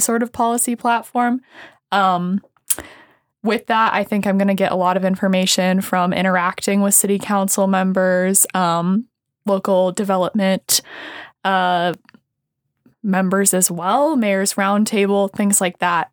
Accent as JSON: {"language": "English", "town": "Sioux Falls", "region": "South Dakota", "country": "United States", "tie": "born or raised there", "said": "I'm from Sioux Falls"}